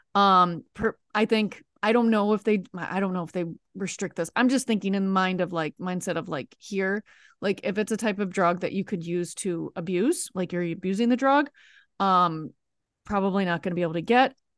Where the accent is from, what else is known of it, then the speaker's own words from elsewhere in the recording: United States; also born or lived in Italy; being American